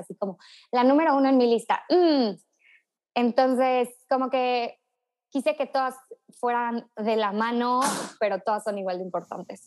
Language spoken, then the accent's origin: Spanish; Tuxpan, Veracruz, Mexico; soy de Tuxpan, Veracruz